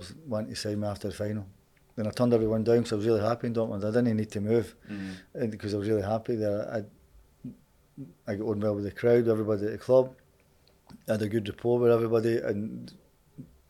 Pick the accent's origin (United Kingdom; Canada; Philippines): United Kingdom; Glasgow, Scotland; I was born just across the road there on Duke Street. So my mum and dad were from here